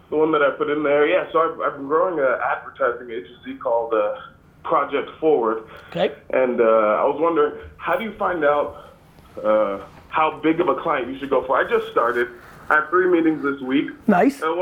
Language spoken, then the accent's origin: English; San Antonio, Texas, United States; I'm from San Antonio.